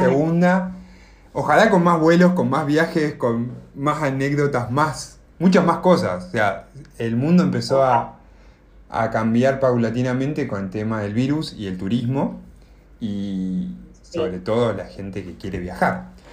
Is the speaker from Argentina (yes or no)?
yes; Argentina; moved away as an adult; now in United States; soy de Argentina